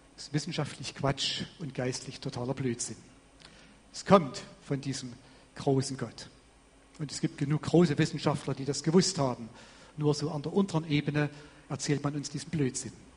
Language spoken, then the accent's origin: German; Vogtland, Saxony, Germany; bei uns im Vogtland, wo ich herkomme